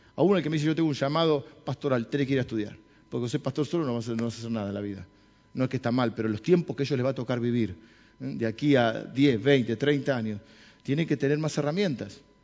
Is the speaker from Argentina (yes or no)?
yes; Argentina; los argentinos somos autodestructivos